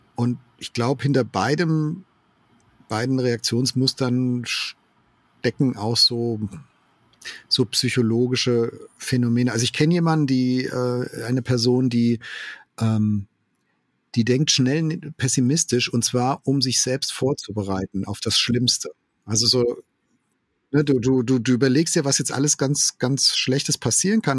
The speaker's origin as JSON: {"language": "German", "country": "Germany", "said": "wir als Deutsche"}